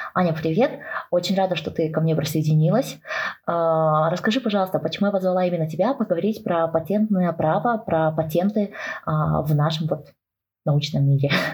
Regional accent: Kazakhstan; я сама родом из Казахстана

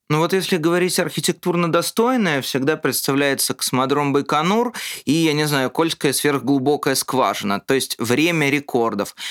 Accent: Moscow, Russia; born or raised there

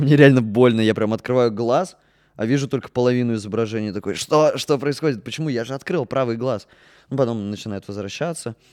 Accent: Orenburg, Orenburg Oblast, Russia; moved away as an adult; also born or lived in Yekaterinburg; now in Murmansk, Russia; Я из Оренбурга учился в Екатеринбурге 4 года

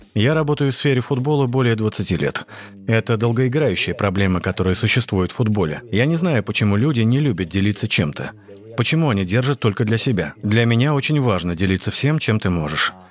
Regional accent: Catalonia, Spain; moved away as an adult; also born or lived in Barcelona; now in China; Я из Каталонии

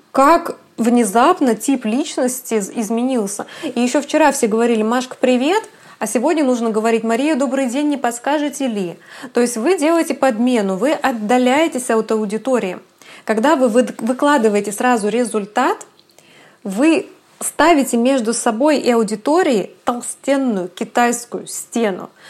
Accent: Kazakhstan; now in Kaliningrad, Russia; мне 32 годика, и родом я из Казахстана, а Калининград — это уже пятый город в моей жизни.

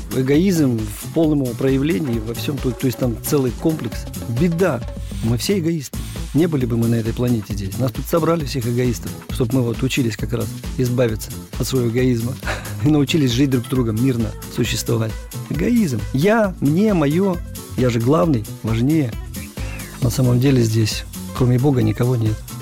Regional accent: Urals, Russia; Я люблю родину свою малую, я люблю свой Урал.

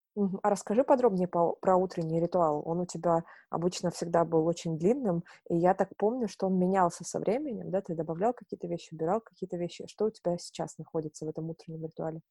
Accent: Novorossiysk, Krasnodar Krai, Russia; now in Moscow, Russia; я сама, э, с юга, я родилась в Новороссийске, это, э, юг, Чёрное море, Краснодарский край. Вот, и когда я переехала в Москву

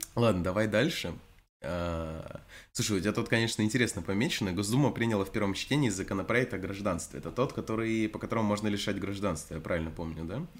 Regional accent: Krasnodar Krai, Russia; Я не с Дона, конечно, но не слишком далеко оттуда. Если так уж интересно, я из Краснодарского края.

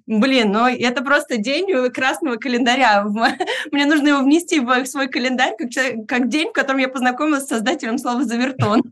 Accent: Irkutsk, Irkutsk Oblast, Russia; Я сама родилась в Иркутске, и многие из этих слов я слышала от бабушки в детстве

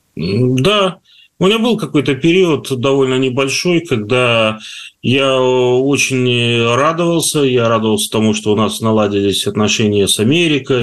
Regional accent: Taraz, Jambyl Region, Kazakhstan; moved away; also born or lived in Karatau, Kazakhstan; Каратау, и Джамбул, где я жил больше, скажем так, э, в детстве

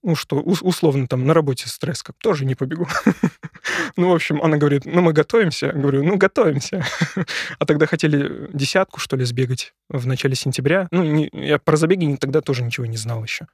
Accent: Syzran, Samara Oblast, Russia; now in Moscow, Russia; я с Поволжья. Поволжье. Город Сызрань. Самарская область

